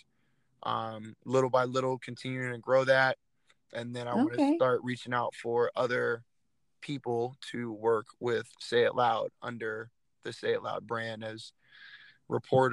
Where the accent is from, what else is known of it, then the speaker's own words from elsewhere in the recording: Phoenix, Arizona, United States; my hometown of Phoenix, Arizona